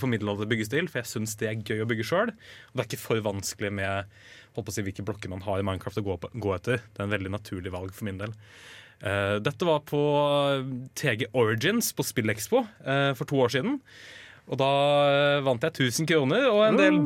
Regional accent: Kongsvinger, Innlandet, Norway; Kongsvinger, eh, der jeg er ifra.

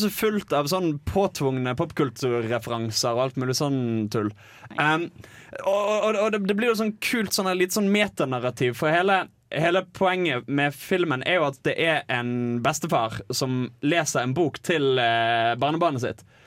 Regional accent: Bergen, Vestland, Norway; moved away; var hjemme i Bergen

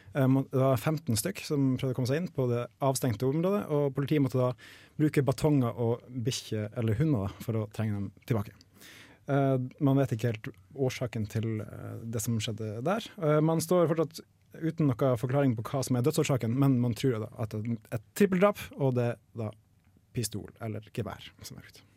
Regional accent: Nordreisa, Troms, Norway; now in Trondheim, Norway; Jeg er fra Nordreisa i Nord-Troms

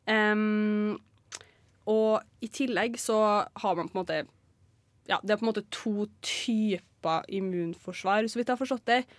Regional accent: Trondheim, Trøndelag, Norway; Jeg er 23 år, jeg er fra Trondheim.

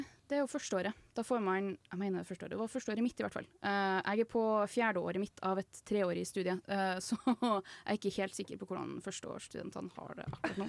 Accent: Fosen, Trøndelag, Norway; moved away as an adult; now in Trondheim, Norway; Jeg er jo fra Nei. Fosen, så rett utafor uh, Trondheim.

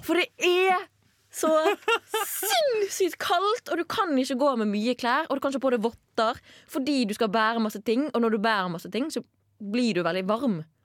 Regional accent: Bergen, Vestland, Norway; now in Trondheim, Norway; hvis jeg for er hjemme i Bergen

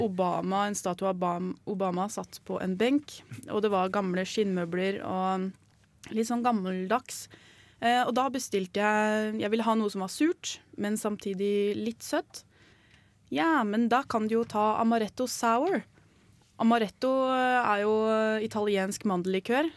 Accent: Larvik, Vestfold, Norway; i hjembyen min, da, Larvik

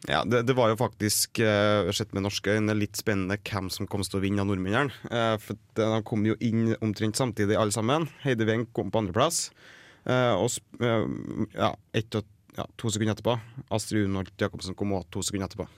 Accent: Trøndelag, Norway; jeg er trønder

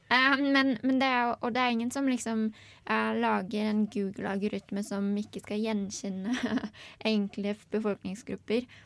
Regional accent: Germany; Norwegian is a second language; now in Norway; Eh, jeg har tenkt veldig mye på det. Um, jeg er jo opprinnelig tysk, men jeg elsker Språkrådet.

